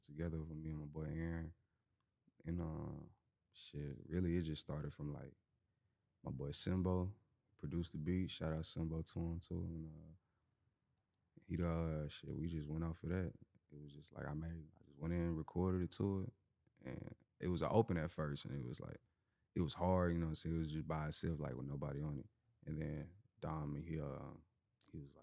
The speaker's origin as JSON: {"language": "English", "town": "Houston", "region": "Texas", "country": "United States", "said": "I'm from Houston."}